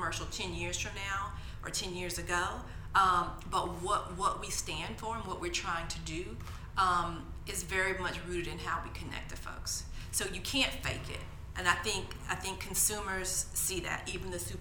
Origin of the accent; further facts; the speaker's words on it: Georgia, United States; I'm also Southern. I'm from Georgia